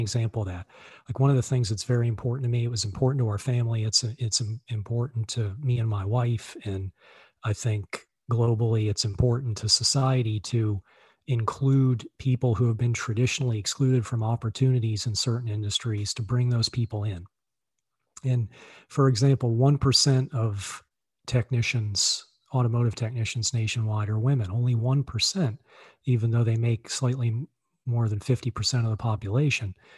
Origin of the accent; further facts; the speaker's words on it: Virginia, United States; moved away as an adult; also born or lived in Boston, Massachusetts; now in Charlottesville, United States; I grew up in Virginia